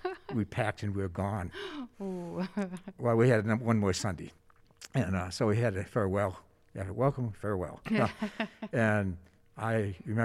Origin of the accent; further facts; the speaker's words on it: New York, United States; moved away as an adult; now in Arizona, United States; I grew up in New York State and decided to go into ministry